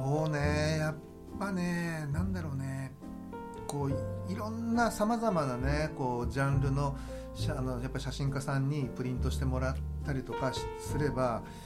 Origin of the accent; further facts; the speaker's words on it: Shimane, Japan; 僕の地元でもある島根県